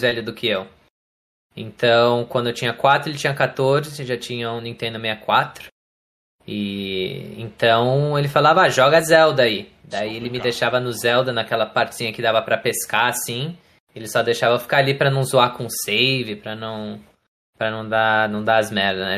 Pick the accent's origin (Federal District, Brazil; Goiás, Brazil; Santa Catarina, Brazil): Santa Catarina, Brazil; Florianópolis; moved away as an adult; also born or lived in São Paulo, Brazil; now in United States; daí eu mudei de São Paulo para Florianópolis quando eu tinha mais ou menos 8 anos.